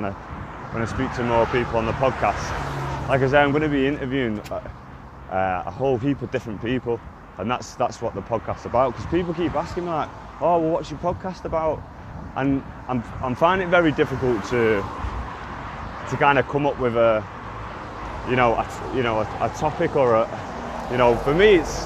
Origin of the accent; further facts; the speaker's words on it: Manchester, North West England, United Kingdom; I grew up in Burnage